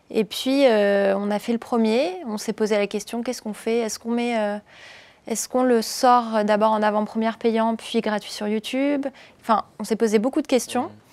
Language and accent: French; Cannes, Provence-Alpes-Côte d'Azur, France; je viens de Cannes